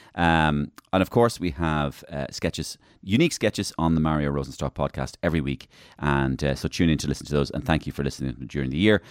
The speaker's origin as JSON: {"language": "English", "town": "Waterford", "region": "Munster", "country": "Ireland", "tie": "born or raised there", "said": "I was brought up in Waterford"}